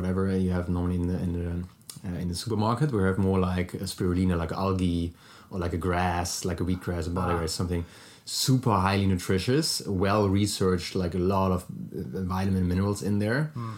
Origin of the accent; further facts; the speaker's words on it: Germany; accent: German; English is a second language; moved away; originally from Germany, so sorry for my German accent already